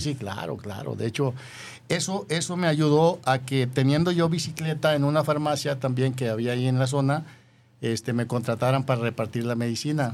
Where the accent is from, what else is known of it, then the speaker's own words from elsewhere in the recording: Yahualica, Jalisco, Mexico; moved away; tu servidor nació en una ranchería de Yahualica